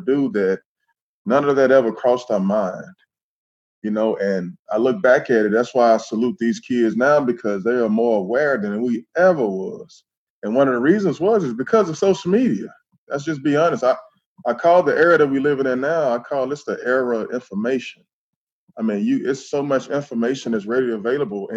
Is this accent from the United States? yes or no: yes; Tyler, Texas, United States; I am from Tyler, Texas, but I grew up basically majority on the African-American or black side of town